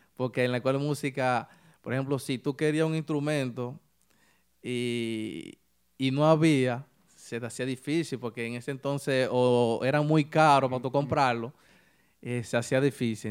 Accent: San Ignacio de Sabaneta, Santiago Rodríguez, Dominican Republic; now in New York, United States; yo soy de un pueblo que le llaman Santiago Rodríguez

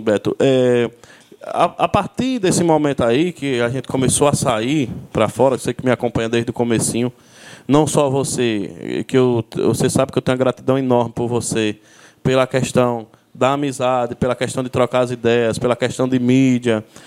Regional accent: Petrolândia, Pernambuco, Brazil; also born or lived in Paulo Afonso, Bahia; nasci em Paulo Afonso, mas residi em Petrolândia

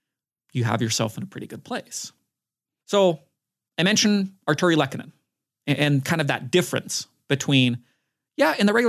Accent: Utah, United States; my hometown basketball team, Utah Jazz.

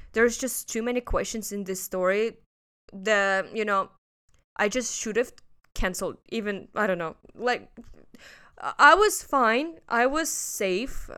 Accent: Russia; now in Hong Kong; I'm from Russia.

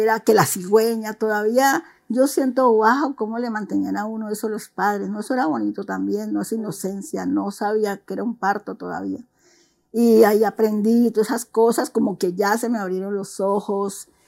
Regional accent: Juanchito, Valle del Cauca, Colombia; soy colombiana, eh, nací en, no en Cali, nací en Juanchito.

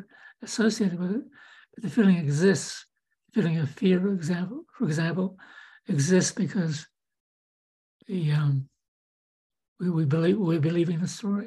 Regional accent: New Zealand; moved away as an adult; also born or lived in Santa Rosa, California / Davenport, Iowa; now in United States; growing up in New Zealand

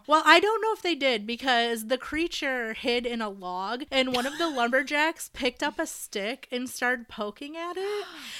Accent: Michigan, United States; now in Indiana, United States; I'm actually not from Indiana. I'm from Michigan.

